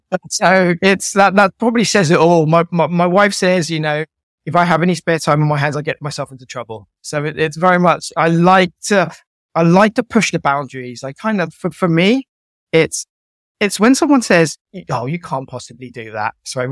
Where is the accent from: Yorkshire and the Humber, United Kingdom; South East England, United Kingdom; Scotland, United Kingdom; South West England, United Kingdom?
South East England, United Kingdom; Guildford; It's from growing up in Guildford in Surrey to going to university, falling in love, getting married, and then losing my sight, and then my journey through sight loss.